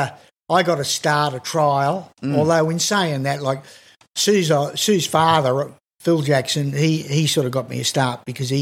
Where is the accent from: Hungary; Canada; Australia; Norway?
Australia; Wagga Wagga, New South Wales; moved away; also born or lived in Manly; I was born in Wagga, Wagga, and funnily enough, my parents come from up north, up around Lismore and that area.